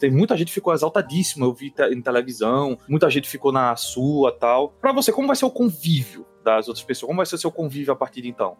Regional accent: Northeast Region, Brazil; eu sou nordestino

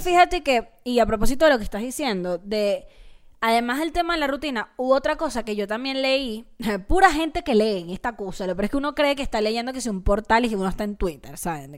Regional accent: Venezuela; sigo siendo, sigo siendo venezolana

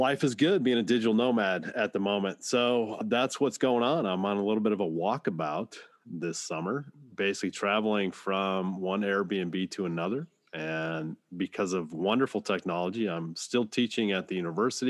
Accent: Dayton, Washington, United States; I'm in Washington State, and it's close by my hometown of Dayton, where I went to high school

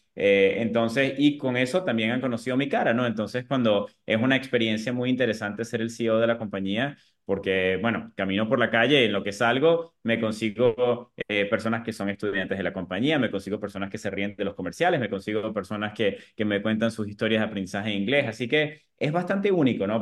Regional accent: Venezuela; moved away as an adult; now in United States; Siendo venezolano en esa época

